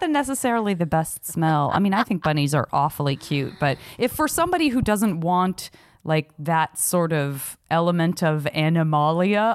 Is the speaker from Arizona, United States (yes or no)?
yes; Tucson, Arizona, United States; where I grew up in Tucson